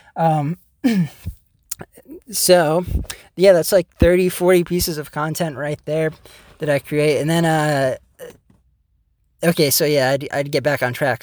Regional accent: United States; the one guy from America

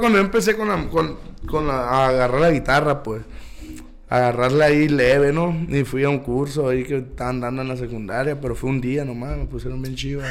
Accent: Caborca, Sonora, Mexico; Aquí nací en Caborca, aquí sigo

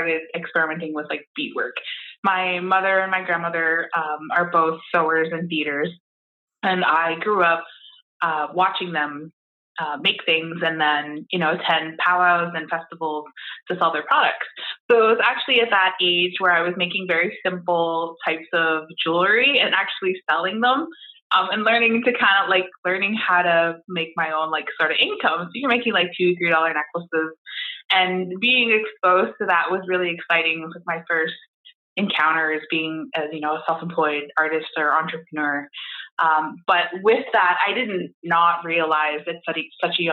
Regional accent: Toronto, Ontario, Canada; moved away as an adult; now in Windsor, Canada; I am originally from Toronto. I moved to Windsor about 14 years ago to study at the university

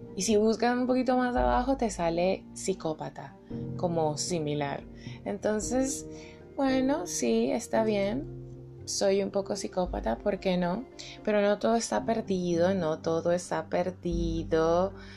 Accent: Venezuela; also born or lived in Bogotá, Colombia; now in Colombia; Soy venezolana y colombiana. Mis padres, los dos son rolos, se casaron y se fueron a vivir a Caracas

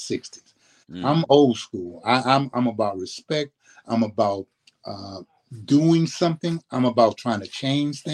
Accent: New Orleans, Louisiana, United States; now in Sacramento, United States; I grew up in New Orleans, grew up in the Seven Ward, St. Bernard Projects in New Orleans

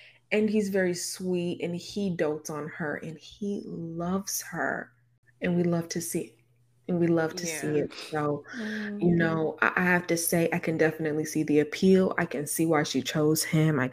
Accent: Inglewood, California, United States; growing up in Inglewood, growing up

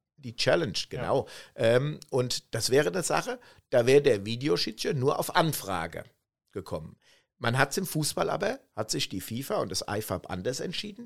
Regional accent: Germany; so sind wir Deutsche

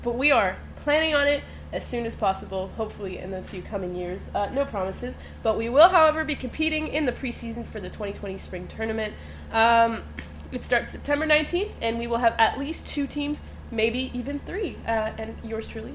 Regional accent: Switzerland; also born or lived in Miami-Dade, Florida; now in Tallahassee, United States; I guess I'm from Switzerland

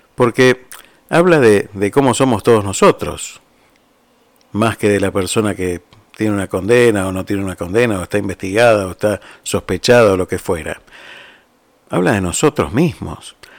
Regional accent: Argentina; moved away; uno no deja de ser argentino ¿eh? por, por irse de un país. Uno sigue siendo argentino y lleva la patria donde se vaya

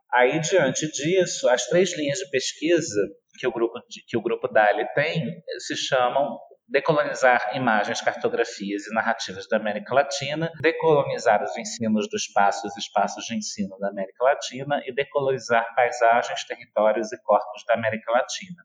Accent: Brazil; nós somos brasileiros

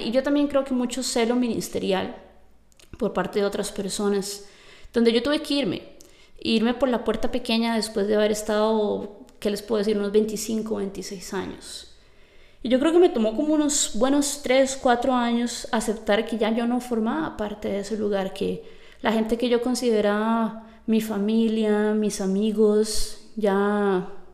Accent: Costa Rica; yo vengo de Costa Rica, que yo soy tica

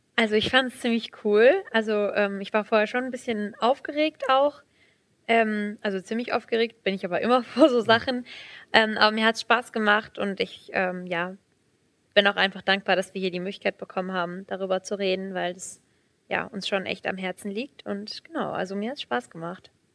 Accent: Aßlar, Hesse, Germany; ich bin 18 Jahre alt, ähm, ich komme aus Asla

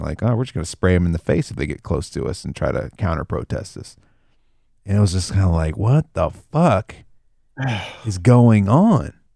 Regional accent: the South, United States; I grew up in the South

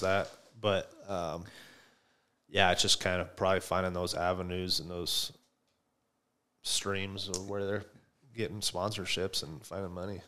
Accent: Buffalo, Wyoming, United States; moved away as an adult; also born or lived in Denver / Chicago; me growing up in Buffalo

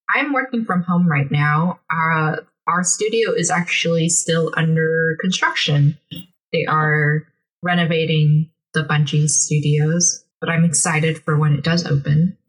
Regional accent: Seattle, Washington, United States; also born or lived in Seoul, South Korea / California; I was born in Seoul and then I grew up in Washington, Seattle area, city of rain.

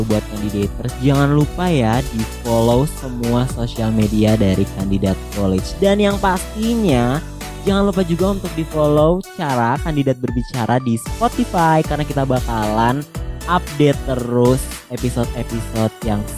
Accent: Depok, West Java, Indonesia; kan kalau aku kan dari Depok ya kamu kan dari Malang tuh

